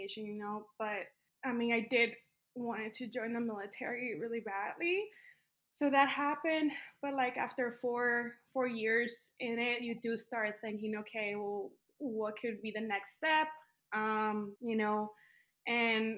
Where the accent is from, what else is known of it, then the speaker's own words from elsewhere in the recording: El Paso, Texas, United States; moved away as an adult; I am from Texas, from the town of El Paso, Texas. It's a border town. And since it's a border town, that means that I am a daughter of Mexican migrants that moved into the United States. I lived in Texas until I was about like 19 years old